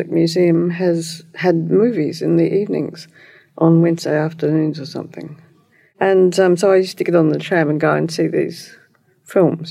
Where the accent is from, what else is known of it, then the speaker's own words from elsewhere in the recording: Berri, South Australia, Australia; also born or lived in Davis, United States / Netherlands; I came from Bury, South Australia